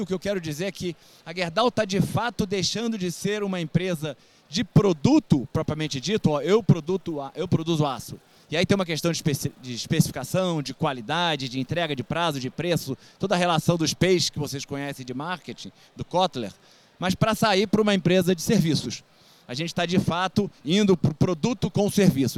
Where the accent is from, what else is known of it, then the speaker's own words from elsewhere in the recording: Rio de Janeiro, Brazil; eu sou carioca, engenheiro